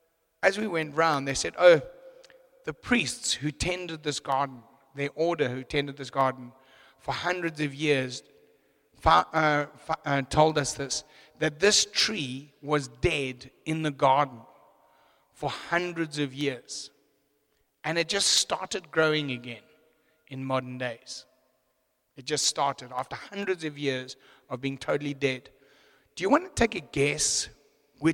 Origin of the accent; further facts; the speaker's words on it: Zimbabwe; moved away as an adult; now in South Africa; I'm actually an import. I come from Zimbabwe. I was born in Zim